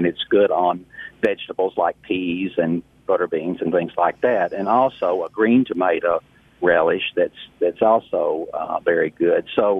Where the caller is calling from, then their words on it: South Haven, Michigan, United States; Hello. Yes, I'm from South Haven.